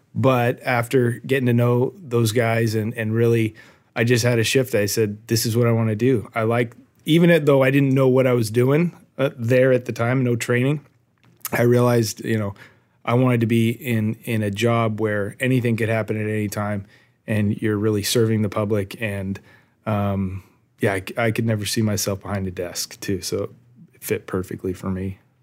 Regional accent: Arcadia, California, United States; also born or lived in West Virginia; I was born and raised in Arcadia

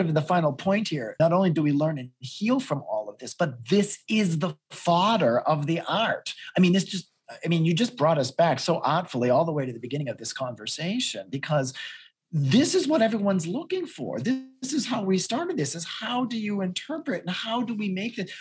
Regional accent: New England, United States; accent: Boston; I'm from New England

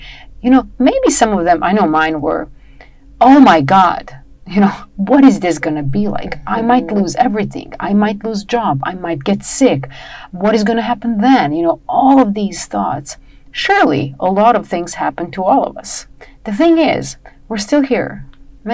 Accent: Serbia; moved away as an adult; I was born in Yugoslavia, right? At the time it was still Yugoslavia.

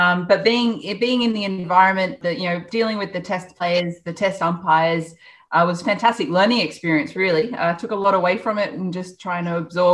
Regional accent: Goulburn, New South Wales, Australia; I grew up in Goulburn

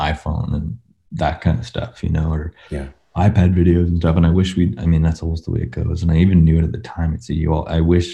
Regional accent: North Saanich, British Columbia, Canada; I grew up north of capital city of BC, Victoria, in a little town called North Saanich

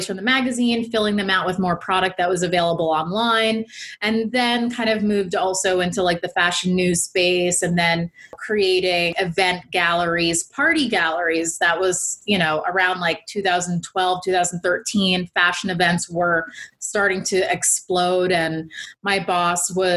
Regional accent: United States; I grew up near New York City

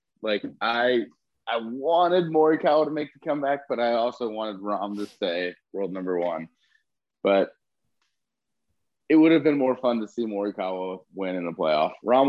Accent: Kansas, United States; I'm from Kansas, which is the epitome of the Midwest.

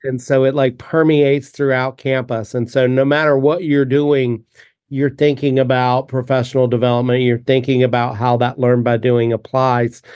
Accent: United States; moved away; I grew up only about three hours south of there

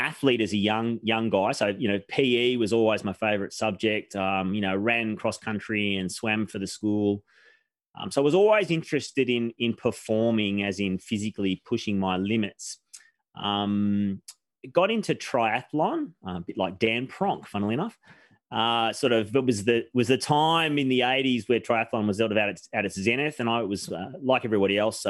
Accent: Victoria, Australia; also born or lived in Melbourne / Omeo, Victoria; I was born in Melbourne in Queen Victoria Hospital, which is no longer there

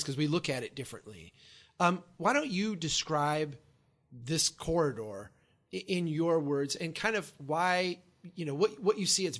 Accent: Brainerd, Minnesota, United States; my hometown, Brainerd, Minnesota

